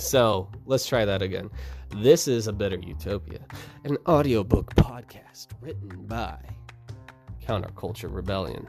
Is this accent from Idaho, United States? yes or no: yes; Moscow, Idaho, United States; I live in Idaho. I was born and raised here in Idaho. Born in Moscow